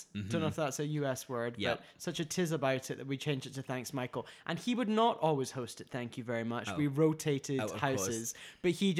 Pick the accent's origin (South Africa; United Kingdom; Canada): United Kingdom; moved away; as a British person